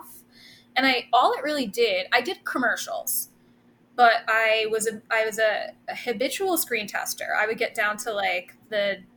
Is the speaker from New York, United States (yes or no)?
yes; Rockland County, New York, United States; I'm born and raised in Rockland County, which is just outside the city, a little bit upstate